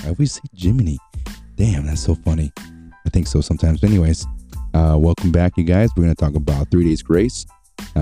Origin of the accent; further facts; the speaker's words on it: United States; I'm from Utah or California. I'm from the U.S.